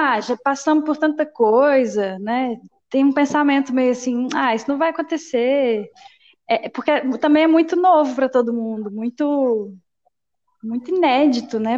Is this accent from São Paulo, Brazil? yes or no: no; Minas Gerais, Brazil; Sou mineira